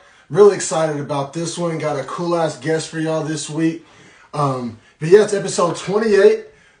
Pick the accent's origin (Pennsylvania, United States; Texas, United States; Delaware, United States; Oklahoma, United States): Oklahoma, United States; Norman; Some people from my hometown, Norman, may recognize the last name ….